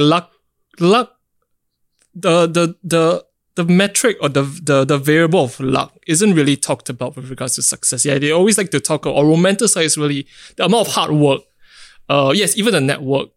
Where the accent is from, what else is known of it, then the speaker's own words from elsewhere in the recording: Singapore; growing up in Singapore myself